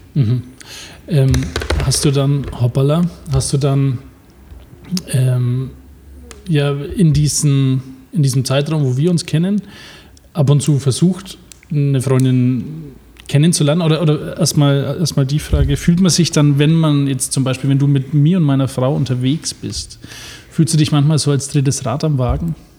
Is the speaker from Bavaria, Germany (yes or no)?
yes; Franconia, Bavaria, Germany; ich bin auch ein Franke